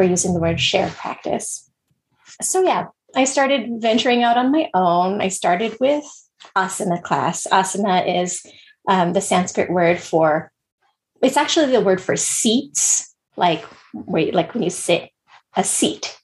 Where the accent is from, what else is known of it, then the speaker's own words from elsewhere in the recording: United States; I was born here